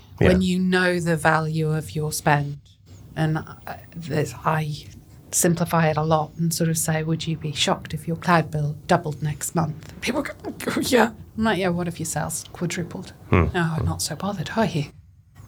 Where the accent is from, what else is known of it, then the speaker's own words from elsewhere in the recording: Scotland, United Kingdom; I come from Scotland.